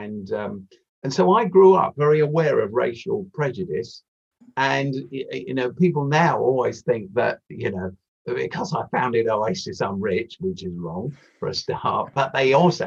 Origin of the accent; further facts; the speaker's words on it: London, United Kingdom; I was born in Mayday Hospital, in the Croydon Hospital, the one that serves South Norwood. And then I lived just off South Norwood High Street for the first 10 years of my life